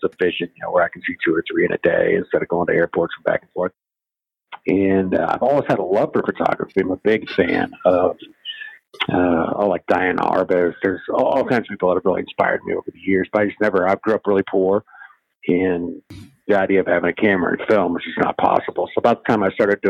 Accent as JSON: {"language": "English", "region": "Iowa", "country": "United States", "tie": "born or raised there", "also_born_or_lived": "Kansas / New York / Los Angeles / Cleveland", "moved": "yes", "lives_now": "Las Vegas, United States", "said": "I grew up in the Midwest. I was born in Kansas, but grew up in Iowa mostly"}